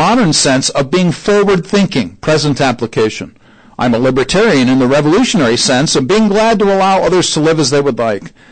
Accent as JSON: {"language": "English", "town": "Syracuse", "region": "New York", "country": "United States", "tie": "born or raised there", "moved": "yes", "lives_now": "Indianapolis, United States", "said": "I grew up in Syracuse, New York"}